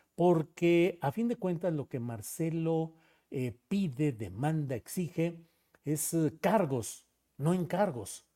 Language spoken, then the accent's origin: Spanish; Torreón, Coahuila, Mexico; Yo nací por allá en Torreón, Coahuila, ahí por aquellos rumbos de abajo del Cerro de las Noas